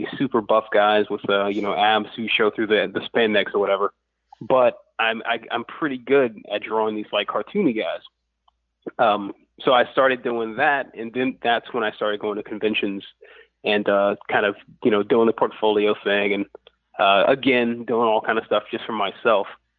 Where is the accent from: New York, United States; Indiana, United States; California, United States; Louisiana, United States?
Louisiana, United States; Lafayette; I'm from Lafayette, Louisiana, which it doesn't – it has a bit of a comic scene now, but back then in the 80s